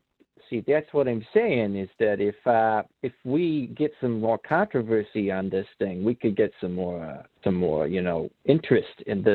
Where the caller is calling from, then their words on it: Chicago, Illinois, United States; And I'm calling from Chicago. Good old city of wind.